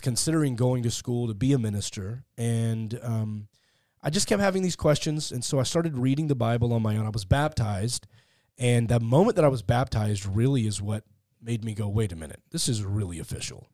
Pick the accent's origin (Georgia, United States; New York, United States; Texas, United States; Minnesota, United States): Texas, United States; Fort Worth; moved away as an adult; also born or lived in Beverly Hills; now in Los Angeles, United States; I grew up in, uh, Fort Worth, Texas